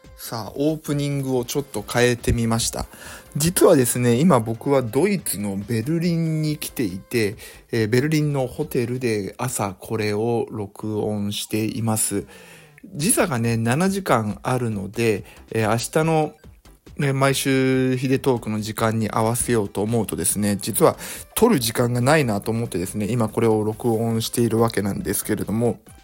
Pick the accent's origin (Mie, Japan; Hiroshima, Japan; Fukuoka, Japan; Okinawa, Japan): Mie, Japan; Suzuka; 僕の地元の鈴鹿市